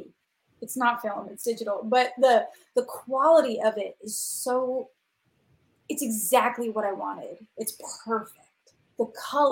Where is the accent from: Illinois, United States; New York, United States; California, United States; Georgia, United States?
New York, United States; now in Los Angeles, United States; I am a native New Yorker.